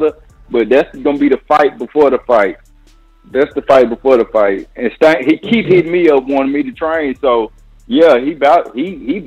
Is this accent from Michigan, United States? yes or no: no; Alabama, United States; I'm from Alabama